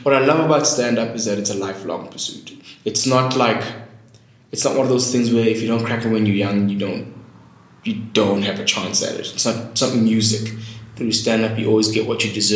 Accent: Eastern Cape, South Africa; also born or lived in Durban, KwaZulu-Natal; I grew up in the Eastern Cape, but mostly in my younger years, the junior school was in Durban

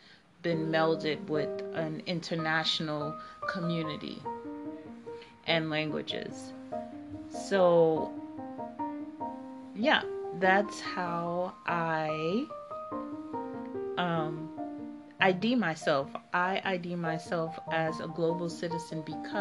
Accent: Miami, Florida, United States; moved away as an adult; also born or lived in Bahamas / Haiti (ancestry); now in Netherlands; I lived for a long time in Miami, Florida

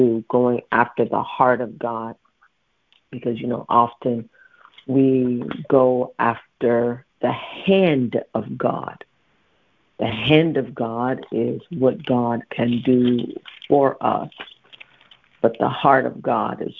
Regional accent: Dayton, Ohio, United States; moved away; I'm from Dayton, Ohio

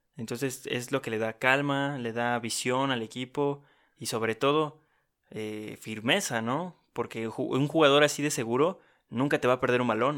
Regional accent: Oaxaca, Mexico; yo soy de Oaxaca

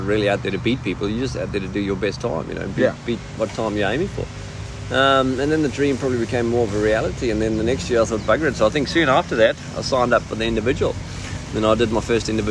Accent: South Africa; as a youngster growing up in South Africa

